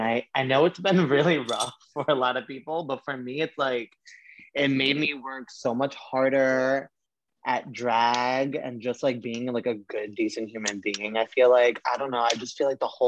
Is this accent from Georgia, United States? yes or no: no; New York City, New York, United States; also born or lived in Staten Island, New York; I was born and raised in Brooklyn, and where was I raised? Oh, in Bay Ridge